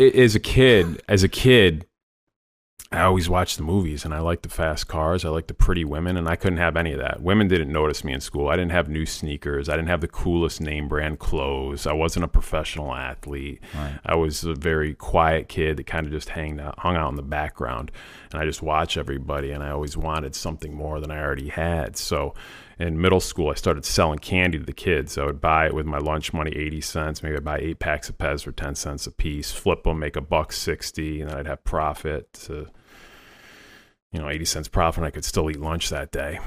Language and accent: English; Rochester, New York, United States; also born or lived in Saratoga Springs, New York / Plattsburgh, New York; I was born in Rochester, New York